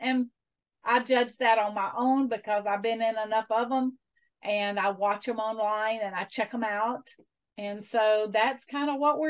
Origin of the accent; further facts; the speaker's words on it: Atlanta, Georgia, United States; now in Albany, Georgia, United States; Well, I am from Albany, Georgia, originally from Atlanta